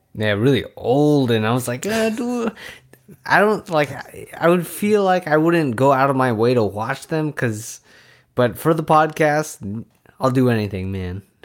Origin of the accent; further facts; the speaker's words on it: San Francisco Bay Area, California, United States; we're from the Bay Area